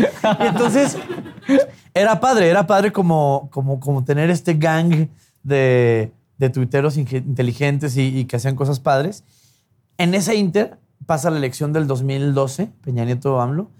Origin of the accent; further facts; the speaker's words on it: Chihuahua, Mexico; yo nazco en Chihuahua hace 37 años, que me va súper más joven, entiendo. Este, y, infancia padre, güey. O sea, feliz niño de rancho